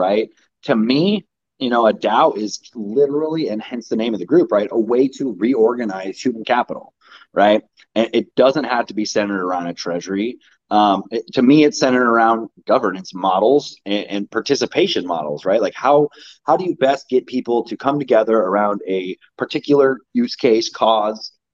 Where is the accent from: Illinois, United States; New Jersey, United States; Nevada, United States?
Nevada, United States; Las Vegas; I was born and raised in Vegas.